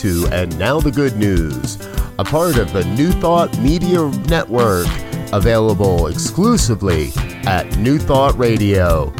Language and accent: English; Colorado, United States; I love to hear that happening here in my home state of Colorado.